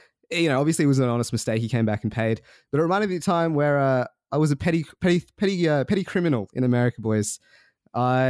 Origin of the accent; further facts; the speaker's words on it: Australia; I'm from Australia